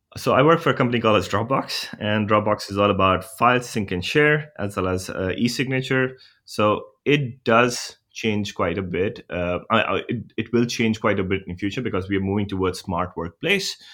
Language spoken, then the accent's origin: English; India; moved away; I'm from India